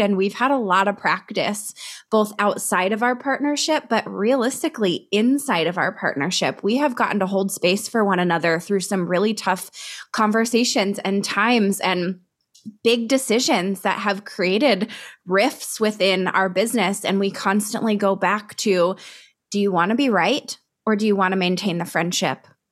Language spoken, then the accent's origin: English; Colorado, United States; we're both from Colorado